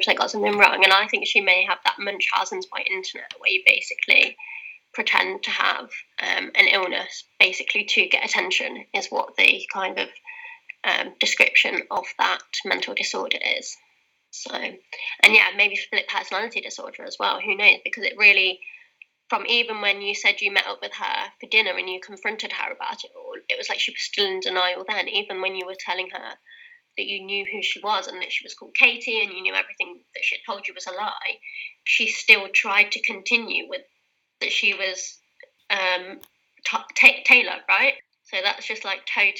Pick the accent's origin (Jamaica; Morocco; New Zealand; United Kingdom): United Kingdom; Leicester, East Midlands; accent: British; My hometown, Leicester